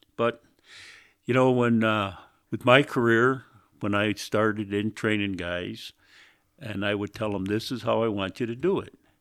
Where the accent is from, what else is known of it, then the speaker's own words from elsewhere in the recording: Greece, New York, United States; I was born in Greece, Greece, New York, which is outside of Rochester there